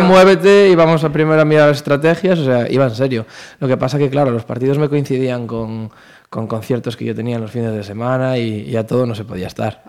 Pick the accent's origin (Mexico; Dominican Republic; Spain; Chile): Spain; Pontevedra, Galicia; estamos en Pontevedra, pues esta es mi tierra